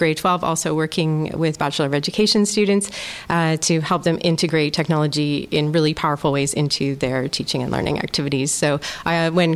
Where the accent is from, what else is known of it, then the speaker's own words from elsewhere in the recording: Kamloops, British Columbia, Canada; moved away as an adult; now in Groningen, Netherlands; I'm actually from Western Canada, a small city called Kamloops